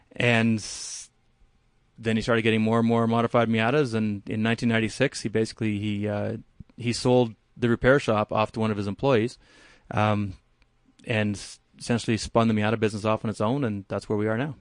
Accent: Canada; now in Palisade, United States; I'm Canadian, so I grew up growing in, I grew up driving in the snow

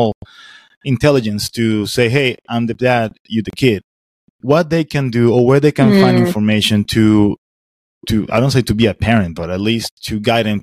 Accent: Caracas, Capital District, Venezuela; moved away as an adult; now in Florida, United States; I came from Venezuela, the capital city, Caracas. So growing up is a little bit different from here

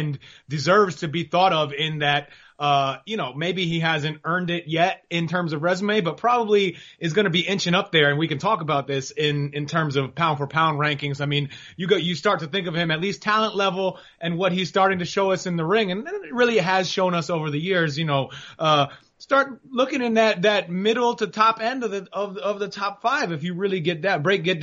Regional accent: New York, United States; moved away; I grew up in New York

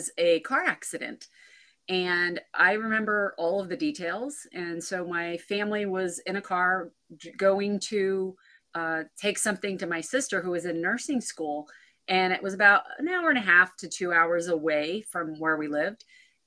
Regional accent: central Pennsylvania, United States; moved away as an adult; So I'm originally from Pennsylvania, and I actually live now back where I was, where I grew up. I did move around for a bit and ended up back 15 minutes from where I grew up. So central Pennsylvania, kind of a small town, but just great place to grow up.

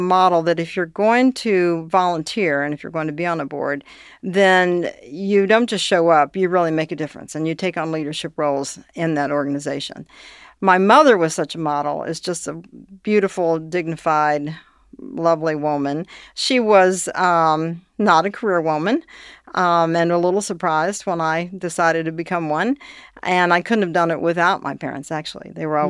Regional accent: Northern Kentucky, United States; I grew up in Northern Kentucky. I moved there when I was 2.

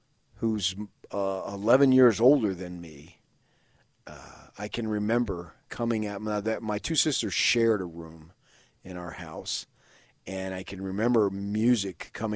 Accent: Salt Lake City, Utah, United States; I'm from Salt Lake City, Utah

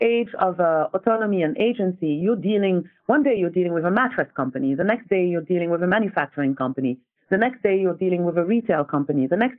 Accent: Senegal; also born or lived in France; So I am from Senegal, West Africa, and I bounced back and forth between Senegal and France. So I was educated in the French educational system.

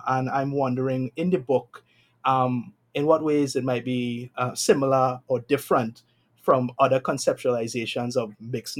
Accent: Trinidad & Tobago; I can say myself, I'm Trinidadian, and I know how direct we can be with our questions.

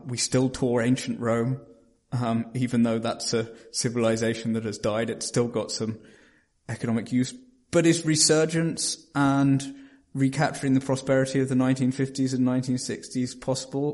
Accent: Norwich, East of England, United Kingdom; Norwich, to mention my hometown

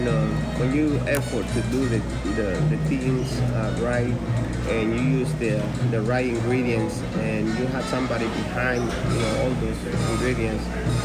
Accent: Houston, Texas, United States; moved away as an adult; also born or lived in San Francisco; I grew up in Houston.

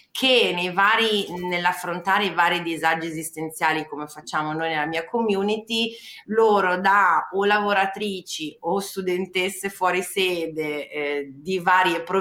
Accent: Parma, Emilia-Romagna, Italy; born there; io proprio sono nata a Parma, quindi mio padre è pugliese

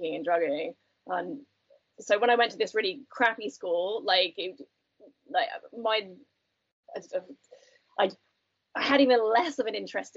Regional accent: United Kingdom; I grew up just outside London

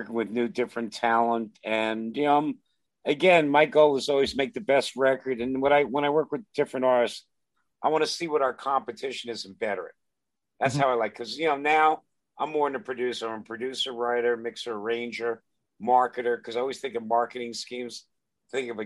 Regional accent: New York, United States; moved away as an adult; also born or lived in Los Angeles; Growing up in New York, living through the Caligula days in the 70s in clubs

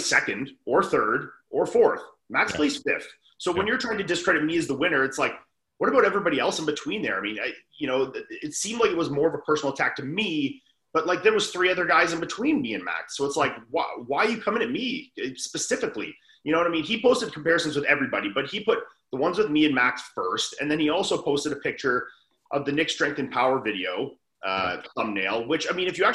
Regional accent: Canada; I'm one of three Canadians in an American show

